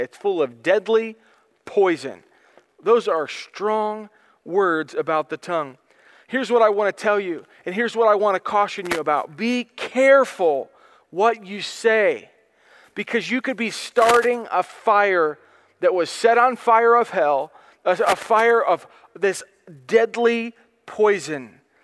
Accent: United States; I am an American. I am glad to be an American.

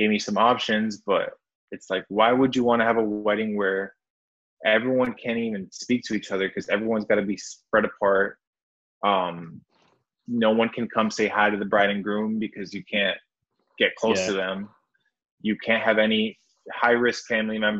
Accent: Wisconsin, United States; moved away; I'm from Wisconsin originally

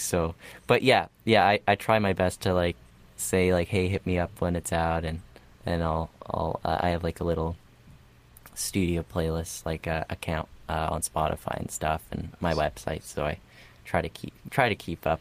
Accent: Canada; also born or lived in Russia; we moved to Canada and at five and six

